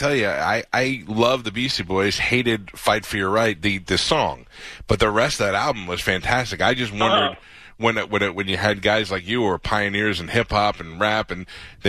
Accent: New York, United States; I grew up in New York

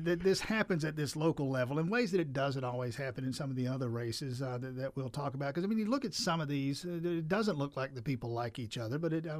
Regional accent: New Orleans, Louisiana, United States; I grew up in New Orleans.

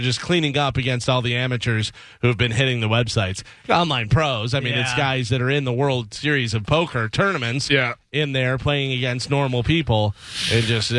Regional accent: Chicago, Illinois, United States; I was, of course, a Bulls fan growing up in Chicago.

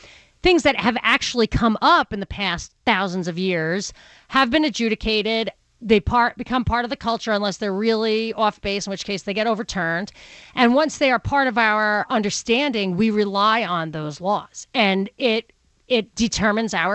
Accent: New York City, New York, United States; accent: Brooklyn; my Brooklyn accent

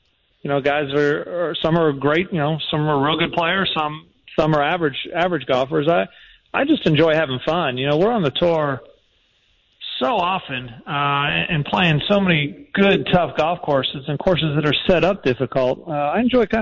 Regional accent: Lancaster, Pennsylvania, United States; moved away as an adult; now in Jacksonville, United States; I was born and raised in Pennsylvania and spent a lot of time in Lancaster

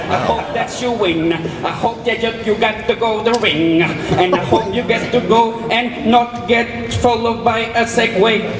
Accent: Norway; I'm from Norway

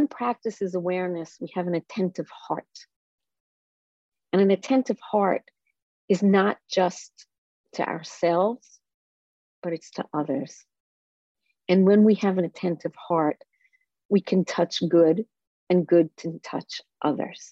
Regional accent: Israel; moved away; I grew up in Israel, and I grew up on a kibbutz.

